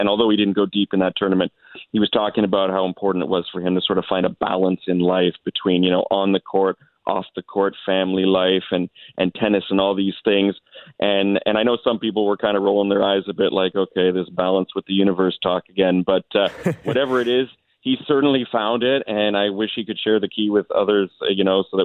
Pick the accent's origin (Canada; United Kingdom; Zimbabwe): Canada; as Canadian, you know, reporters